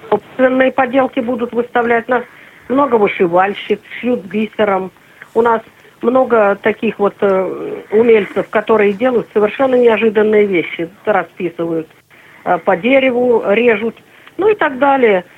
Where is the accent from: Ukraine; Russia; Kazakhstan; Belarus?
Russia; Urals; moved away; Я сама с Урала